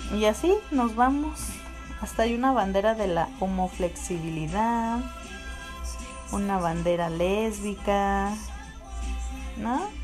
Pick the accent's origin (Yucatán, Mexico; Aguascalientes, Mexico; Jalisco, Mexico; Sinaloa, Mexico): Aguascalientes, Mexico; mi pueblito de Aguascalientes y su gente